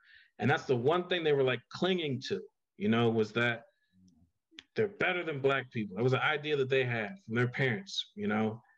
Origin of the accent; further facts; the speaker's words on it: Miamisburg, Ohio, United States; I always tell everyone I'm from Dayton, Ohio, but I'm actually from Miamisburg, Ohio, which is right outside of Dayton